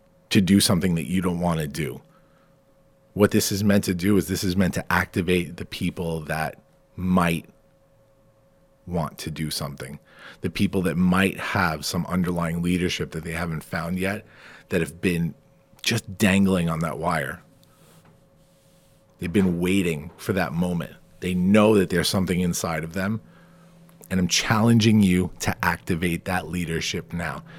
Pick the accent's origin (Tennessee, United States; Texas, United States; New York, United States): New York, United States; Farmingdale; my hometown of Farmingdale